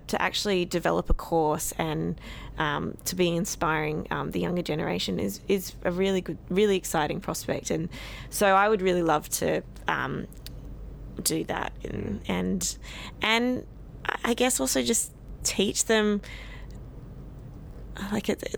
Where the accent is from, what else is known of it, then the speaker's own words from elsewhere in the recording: Sydney, New South Wales, Australia; I'm initially from Sydney